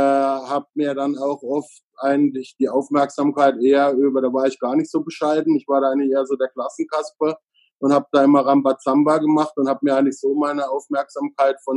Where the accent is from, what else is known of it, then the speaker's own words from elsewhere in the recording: Freiburg im Breisgau, Baden-Württemberg, Germany; born there; Also ich bin in Freiburg im Breisgau geboren. Da streiten sich jetzt manche drüber, ob das der Schwarzwald ist oder nicht.